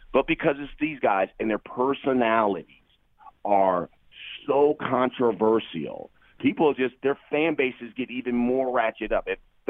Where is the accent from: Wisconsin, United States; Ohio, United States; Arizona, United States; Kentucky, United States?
Ohio, United States; Columbus; my hometown of Columbus, Ohio.